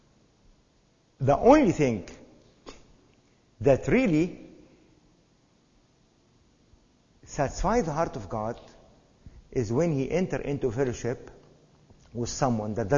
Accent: Egypt; Growing up in Egypt, we had servants

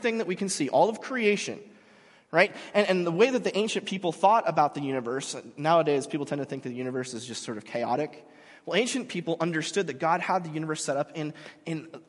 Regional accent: Mission Viejo, California, United States; moved away as an adult; I grew up in Mission Viejo.

